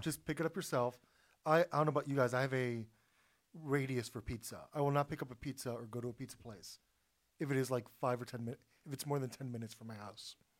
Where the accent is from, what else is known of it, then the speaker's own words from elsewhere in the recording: Florida, United States; I grew up in Florida